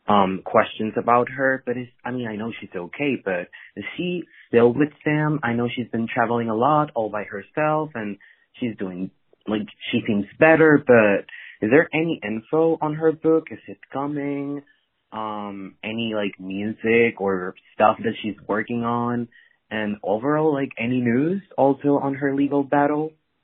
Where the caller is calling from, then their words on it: Mexico; I'm calling from Mexico